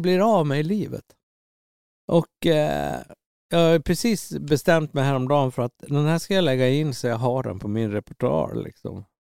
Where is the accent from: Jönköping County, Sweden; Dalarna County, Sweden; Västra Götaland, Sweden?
Dalarna County, Sweden; Orsa; moved away as an adult; also born or lived in Gothenburg; när jag växte upp i Orsa